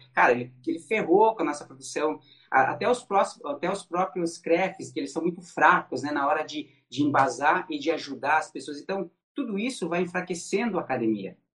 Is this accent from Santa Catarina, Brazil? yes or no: yes; Santa Catarina, Brazil; aqui em Joinville, eu sou de Santa Catarina